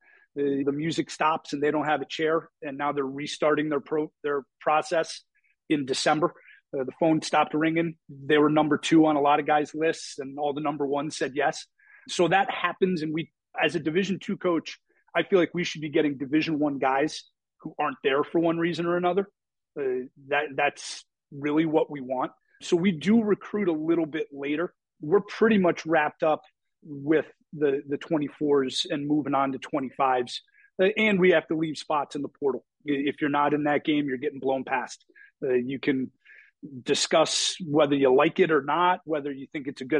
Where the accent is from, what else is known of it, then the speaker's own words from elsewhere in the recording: Connecticut, United States; now in Florida, United States; I grew up in Connecticut